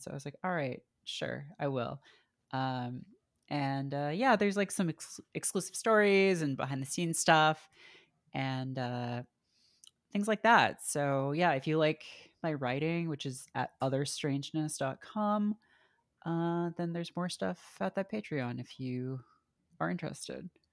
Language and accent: English; Canada; I grew up in Canada in, you know, the nineties